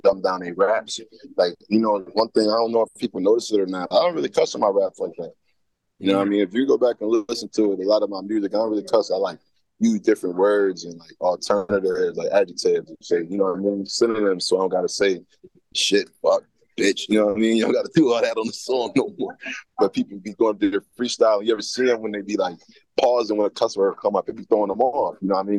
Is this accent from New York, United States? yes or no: yes; Niagara Falls, New York, United States; I'm not from Buffalo, I'm from Niagara Falls